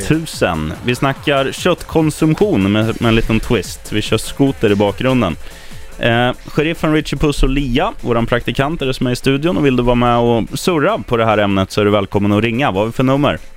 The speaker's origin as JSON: {"language": "Swedish", "town": "Eskilstuna", "region": "Södermanland", "country": "Sweden", "tie": "born or raised there", "said": "min hemstad Eskilstuna"}